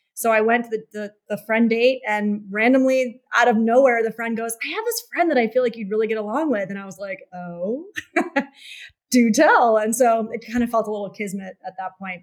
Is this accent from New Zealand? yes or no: no; New York, United States; I'm from New York